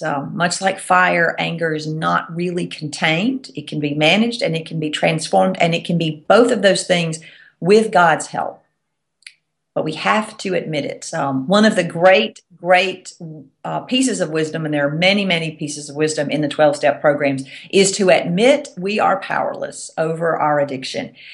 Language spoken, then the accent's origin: English; the South, United States; accent: Southern; I'm from the South, if you can't tell from my accent.